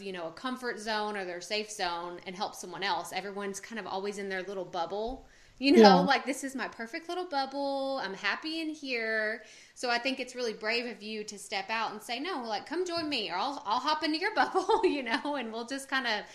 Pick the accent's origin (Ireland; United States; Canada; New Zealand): United States; Texas; I was born and raised in Texas, I've never lived anywhere else